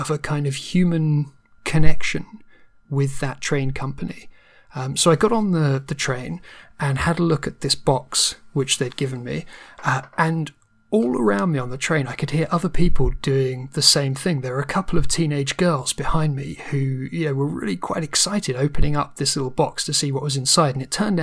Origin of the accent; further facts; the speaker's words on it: United Kingdom; being British